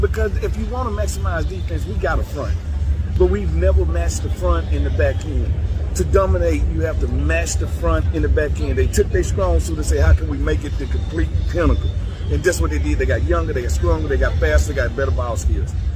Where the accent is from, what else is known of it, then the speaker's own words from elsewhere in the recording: the South, United States; I'm from the South